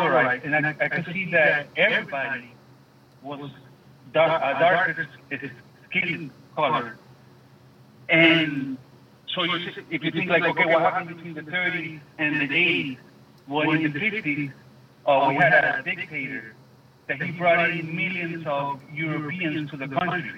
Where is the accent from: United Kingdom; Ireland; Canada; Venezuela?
Venezuela; now in Miami, United States; I'm from Venezuela.